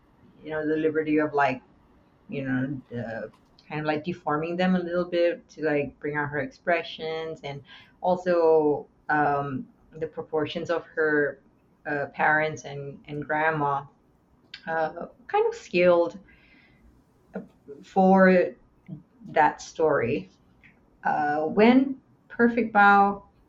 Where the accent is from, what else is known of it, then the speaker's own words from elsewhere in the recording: Singapore; now in Canada; I grew up in Singapore.